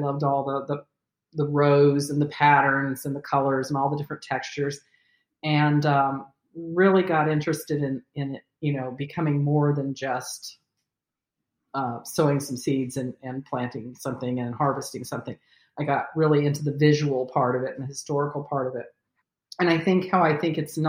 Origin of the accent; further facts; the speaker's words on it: California, United States; I grew up in California